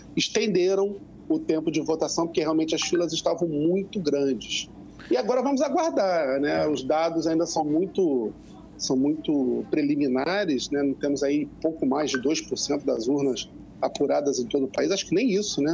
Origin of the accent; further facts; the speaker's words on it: Rio de Janeiro, Brazil; also born or lived in Andaraí, Tijuca, Rio de Janeiro; fui para a Ilha do Governador, né, que é o bairro onde eu, onde eu voto, onde eu nasci e fui criado